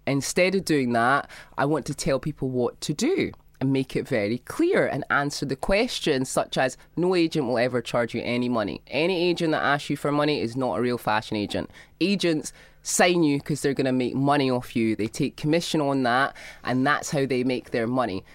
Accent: Scotland, United Kingdom; I grew up in Scotland.

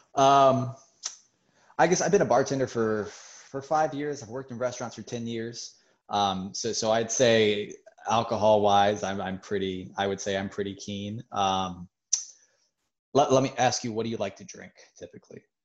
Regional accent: Charlotte, North Carolina, United States; moved away as an adult; now in Annapolis, United States; I'm originally from Charlotte, North Carolina. I actually just moved up here about about three months ago now. Um, me and my girlfriend, it was just an opportunity for us. I lived in Charlotte my whole life.

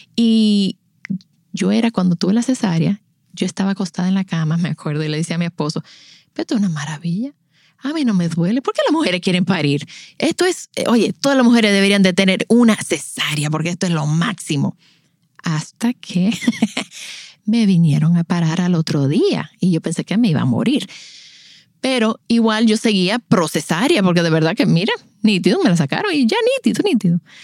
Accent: La Romana, Dominican Republic; also born or lived in United States / Boston / Miami; yo crecí en La Romana. Eh, yo soy nacida en Estados Unidos, pero llegué a La Romana a los 10 años y ahí nos quedamos.

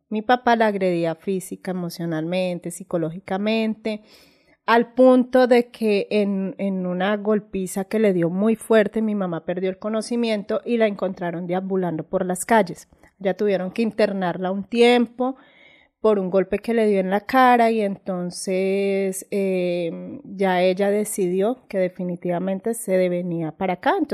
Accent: Ibagué, Tolima, Colombia; also born or lived in Neiva, Huila, Colombia; yo nací acá en Ibagué.

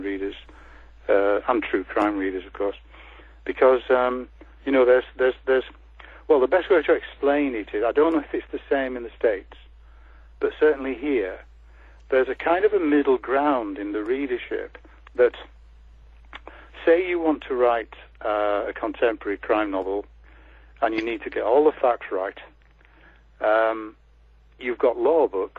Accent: Leeds, Yorkshire and the Humber, United Kingdom; I come from Leeds, as I said, and I've worked in West Yorkshire, so I know just about all the crime scenes

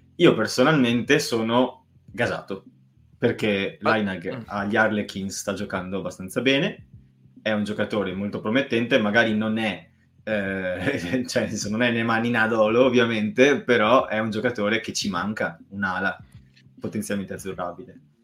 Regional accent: Montebelluna, Veneto, Italy; ridente Montebelluna, mio compaesano

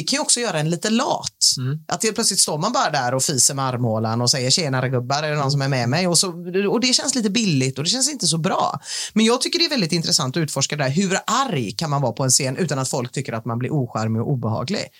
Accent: Gothenburg, Västra Götaland, Sweden; förutom jag är göteborgare

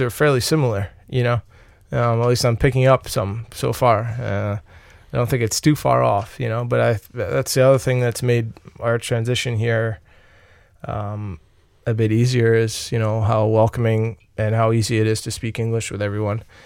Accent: Long Island, New York, United States; moved away as an adult; I grew up on Long Island, New York, uh, to about thirty, f, like, fifty kilometers from New York City

